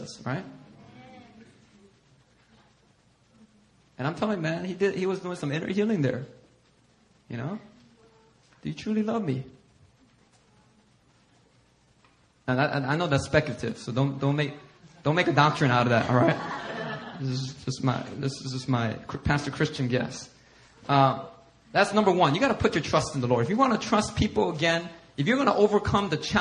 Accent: Philadelphia, Pennsylvania, United States; I grew up in Philly

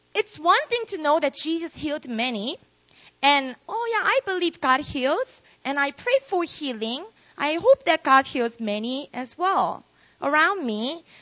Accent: Busan, South Korea; moved away as an adult; now in Seoul, South Korea; I was born and raised in Korea, uh, in Busan. And then when I was 19, I moved to Seoul, this city.

